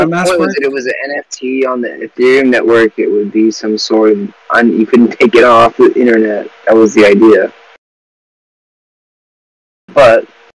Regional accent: United States; I'm an American.

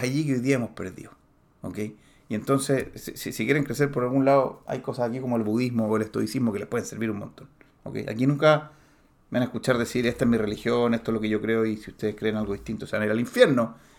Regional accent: Chile; en Chile, en mi país

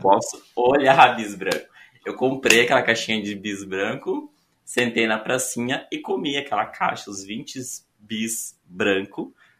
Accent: São Borja, Rio Grande do Sul, Brazil; moved away as an adult; also born or lived in Porto Alegre; now in Florianópolis, Brazil; eu sou gaúcho. Sou natural de Porto Alegre, mas eu sempre morei em São Borja.

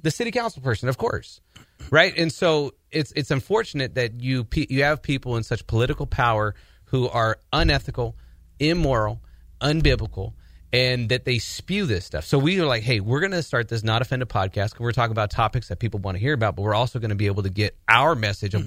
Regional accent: Portland, Oregon, United States; my background is that I'm originally from Portland, Oregon.

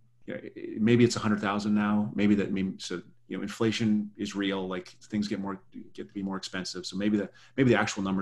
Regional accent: South Dakota, United States; now in Berkeley, United States; I'm from South Dakota, which is, you know, leans right a bit. And I'm living in Berkeley

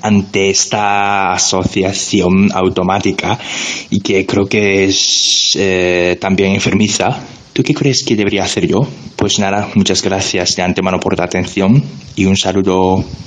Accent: Japan; first language Japanese; Spanish is a second language; now in Barcelona, Spain; de Japón.

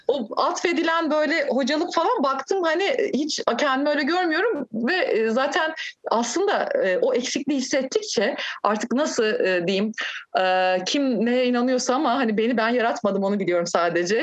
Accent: Turkey; also born or lived in Kadıköy; Türkiye'de doğdum.

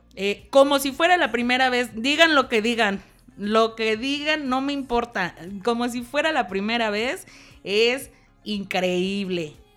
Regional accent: Acapulco, Guerrero, Mexico; soy de Acapulco

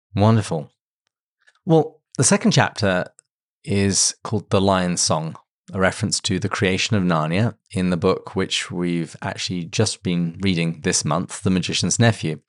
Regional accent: England, United Kingdom; as an Englishman used to full breakfast

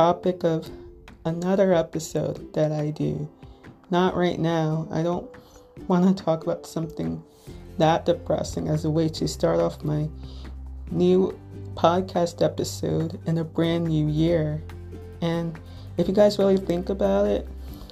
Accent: Little Ferry, New Jersey, United States; I'm from Little Ferry, New Jersey, which, if you're not familiar with, it's in Bergen County, neighboring town between Hackensack and Teaneck.

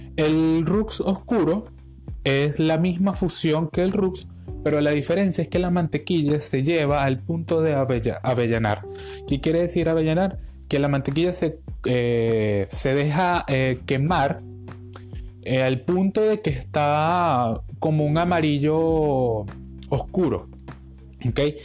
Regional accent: Venezuela; todo lo que nos caracteriza como venezolanos

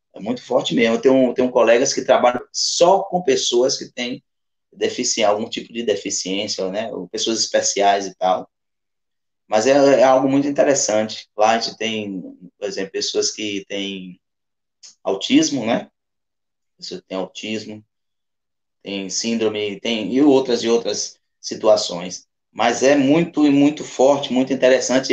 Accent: Alagoinhas, Bahia, Brazil; onde eu nasci? que é aqui no bairro do Mangalô, na Baixa do Corte, no Mangalô em si

